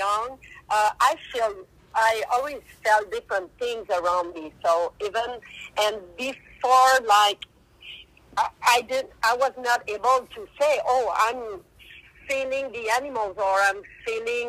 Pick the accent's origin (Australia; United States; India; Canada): Canada; Quebec; first language French; English is a second language; I speak more French, so I'm from Quebec, Canada, and in Quebec we speak more French than English, so that's why I have that big accent